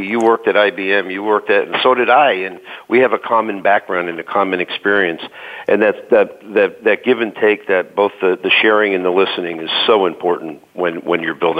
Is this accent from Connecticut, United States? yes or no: no; Pennsylvania, United States; I'm from Pennsylvania.